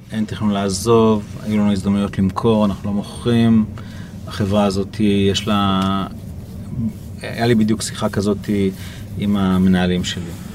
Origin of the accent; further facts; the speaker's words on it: Israel; אני מישראל